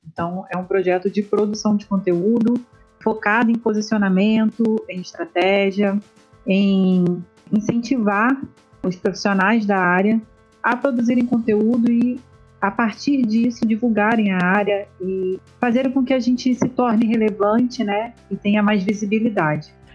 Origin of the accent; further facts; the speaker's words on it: interior of Rio de Janeiro state, Brazil; moved away as an adult; also born or lived in Niterói; eu não sou da, da cidade de Niterói, que é onde fica a UF, onde eu me graduei. É, eu sou do interior do estado